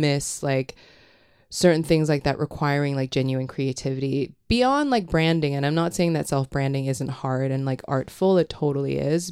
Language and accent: English; Hong Kong; moved away; I grew up in Hong Kong